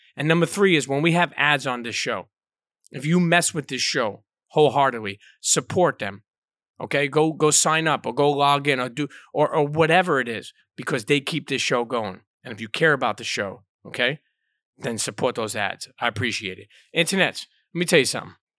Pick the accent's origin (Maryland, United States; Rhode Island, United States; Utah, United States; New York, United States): New York, United States; New York City; I grew up in Coney Island